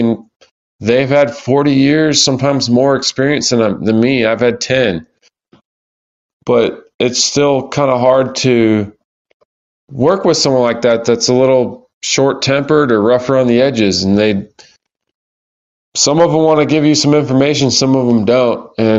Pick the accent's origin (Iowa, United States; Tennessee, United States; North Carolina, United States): North Carolina, United States; I'm from North Carolina.